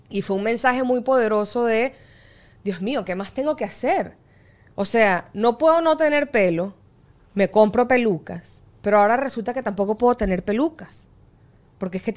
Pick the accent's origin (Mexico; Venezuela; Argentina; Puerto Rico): Venezuela; Yo mi adolescencia la viví en Venezuela, que está el estándar de belleza mucho más inculcado.